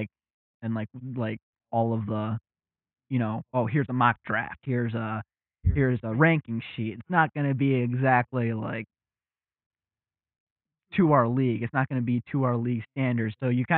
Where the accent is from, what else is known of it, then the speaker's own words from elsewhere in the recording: around Detroit, Southeast Michigan, United States; We are from Southeast Michigan, right around Detroit